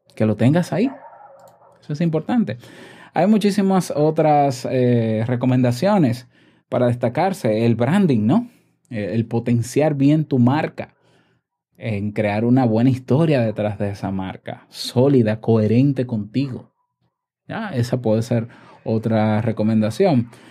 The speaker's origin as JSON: {"language": "Spanish", "country": "Dominican Republic", "said": "en mi país"}